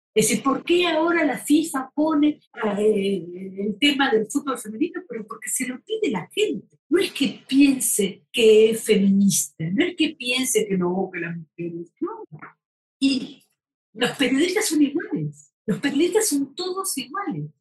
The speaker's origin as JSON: {"language": "Spanish", "country": "Argentina"}